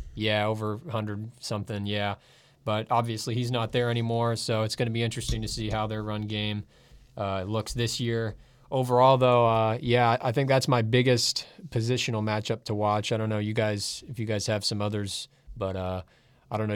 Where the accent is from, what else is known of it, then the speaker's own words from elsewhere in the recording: Seattle, Washington, United States; moved away as an adult; now in Lincoln, United States; I'm from Seattle, Washington